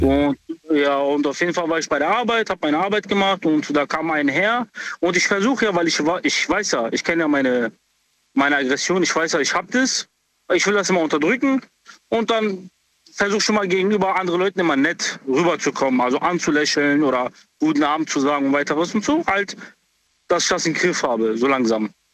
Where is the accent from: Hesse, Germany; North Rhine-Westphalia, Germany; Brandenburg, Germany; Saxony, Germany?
Hesse, Germany; Frankfurt; ich komme aus Frankfurt